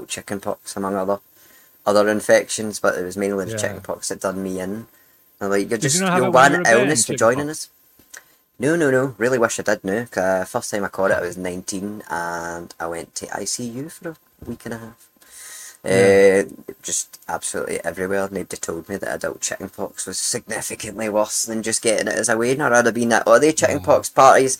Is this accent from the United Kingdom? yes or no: yes; Glasgow, Scotland, United Kingdom; I grew up in Glasgow